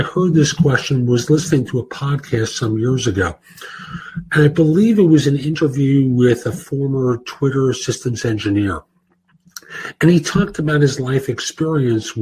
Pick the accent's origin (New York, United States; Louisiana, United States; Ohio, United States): New York, United States; New York City; growing up in New York, particularly in the Bronx